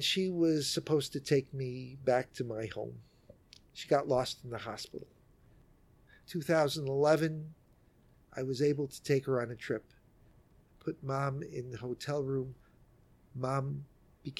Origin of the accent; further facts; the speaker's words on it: New York City, New York, United States; I'm a New Yorker, born and raised here in Manhattan